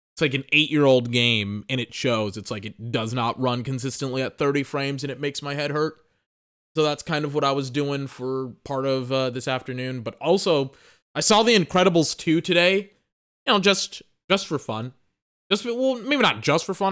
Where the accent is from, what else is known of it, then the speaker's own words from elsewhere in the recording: United States; I know I'm American. Look, I'm from the country.